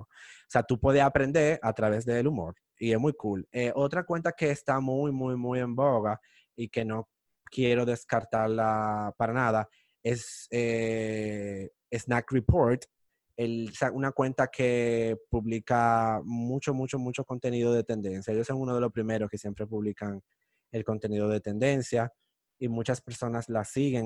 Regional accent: Dominican Republic; nosotros los dominicanos

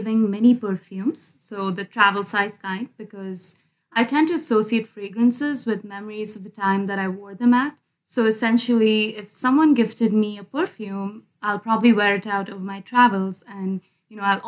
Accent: Montreal, Quebec, Canada; now in Toronto, Canada; I'm from Montreal

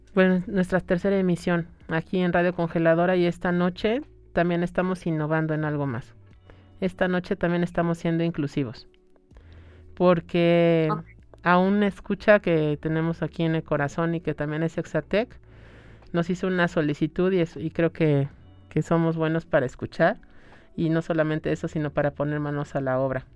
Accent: Mexico; vemos como mexicanos el ritual de la muerte

